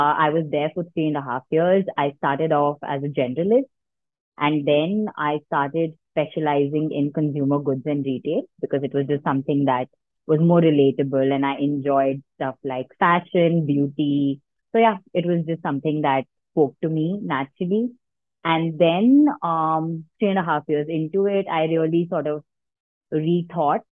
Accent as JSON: {"language": "English", "region": "Delhi", "country": "India", "tie": "born or raised there", "moved": "as an adult", "said": "I was born and brought up in Delhi. So I grew up in Delhi, did schooling in Delhi"}